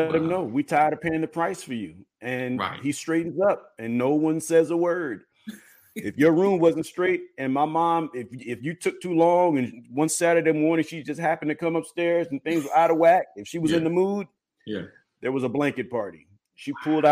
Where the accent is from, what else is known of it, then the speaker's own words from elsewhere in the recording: Illinois, United States; I grew up in Illinois